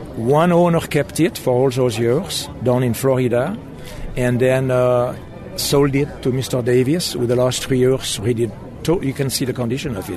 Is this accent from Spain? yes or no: no; Switzerland; moved away as an adult; now in United States; I was born in Switzerland, and uh, after an apprenticeship at uh, Bolex